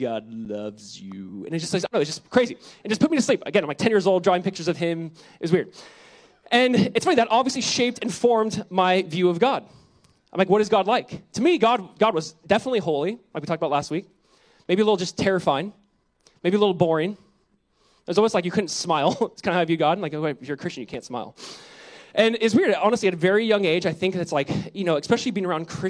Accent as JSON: {"language": "English", "region": "Southern California", "country": "United States", "tie": "born or raised there", "said": "my wife and I, growing up in Southern California, we went to one church our whole life. It's Calvary Chapel, Costa Mesa"}